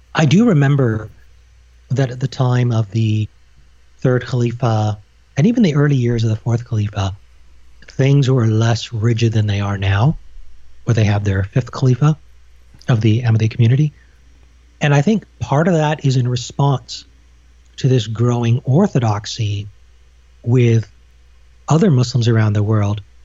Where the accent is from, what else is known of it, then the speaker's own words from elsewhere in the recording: Canada; also born or lived in United Kingdom; all my formative years were in Canada.